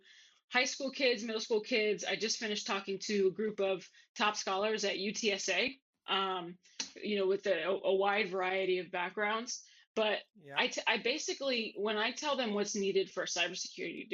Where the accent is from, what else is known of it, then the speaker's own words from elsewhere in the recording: San Antonio, Texas, United States; moved away as an adult; also born or lived in Columbus, Ohio; now in Dublin, Ohio, United States; That's in San Antonio, Texas. That's where I'm from